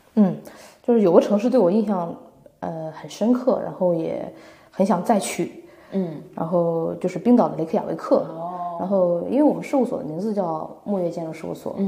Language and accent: Chinese; northern China, China; now in Shanghai, China; 我是北方人